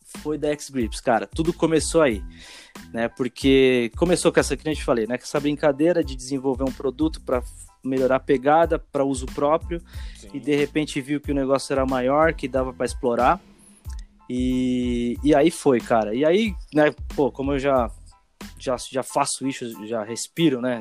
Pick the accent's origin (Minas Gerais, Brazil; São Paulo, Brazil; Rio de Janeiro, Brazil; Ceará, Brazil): São Paulo, Brazil; Osasco; Onde, onde eu morava, cresci em Osasco, né? Osasco, São Paulo